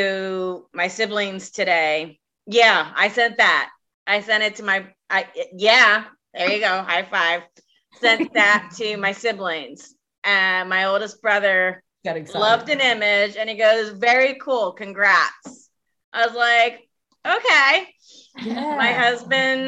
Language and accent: English; Delaware, United States; moved away; my home state, Delaware.